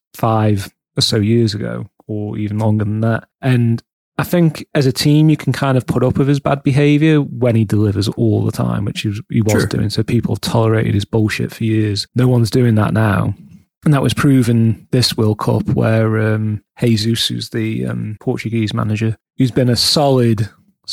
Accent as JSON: {"language": "English", "region": "England", "country": "United Kingdom", "said": "being English"}